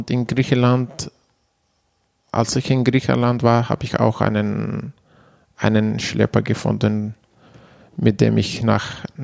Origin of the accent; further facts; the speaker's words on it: Manbij, Aleppo Governorate, Syria; German is a second language; moved away as an adult; now in Germany; komme aus Manbij in der Nähe von Aleppo, so circa 90 Kilometer östlich von, von Aleppo.